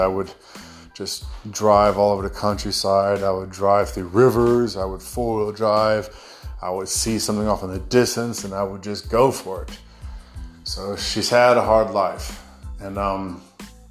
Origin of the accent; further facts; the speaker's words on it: United States; accent: American; now in Australia; my American accent